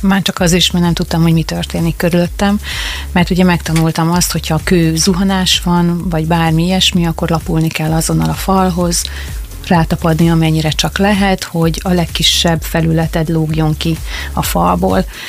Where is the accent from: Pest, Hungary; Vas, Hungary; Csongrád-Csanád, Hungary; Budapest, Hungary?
Csongrád-Csanád, Hungary; Makó; mi ide születtünk